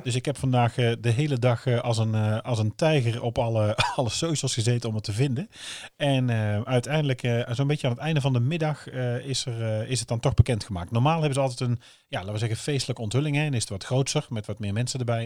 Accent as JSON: {"language": "Dutch", "region": "North Brabant", "country": "Netherlands", "lives_now": "Oosterhout, Netherlands", "said": "wij natuurlijk eh, gewoon eh, van beneden de, beneden de rivieren zijn."}